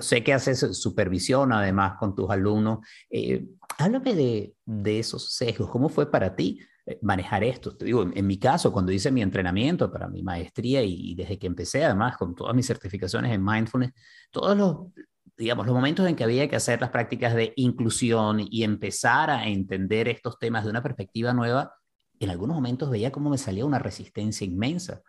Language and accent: Spanish; Venezuela; first language Spanish; now in Miami, United States; Creciendo en Venezuela hay una cantidad de elementos de racismo que yo no veía y que asumía como venezolano